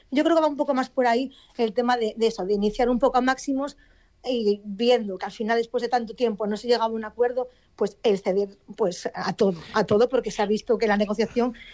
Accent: Asturias, Spain; Como asturiana.

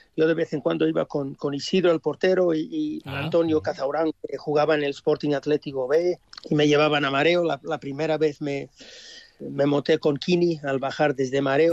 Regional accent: Australia; moved away as an adult; also born or lived in Spain; un chaval de padres españoles nacer en Australia

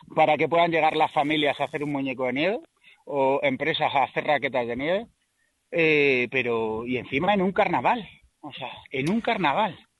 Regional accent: Ciudad Rodrigo, Castile and León, Spain; soy de Ciudad Rodrigo

